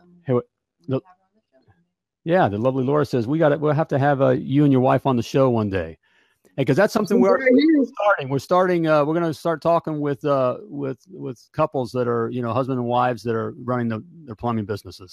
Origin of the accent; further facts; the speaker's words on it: Indianapolis, Indiana, United States; my hometown here, Indianapolis, Indiana.